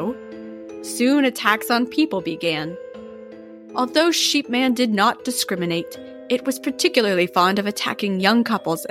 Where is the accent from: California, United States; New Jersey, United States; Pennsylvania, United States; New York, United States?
Pennsylvania, United States; Waterford; This is a local legend from my hometown